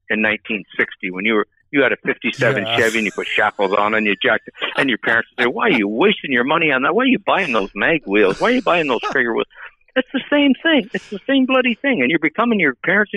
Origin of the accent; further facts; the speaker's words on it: Ottawa, Ontario, Canada; I'm from Ottawa, Ontario, Canada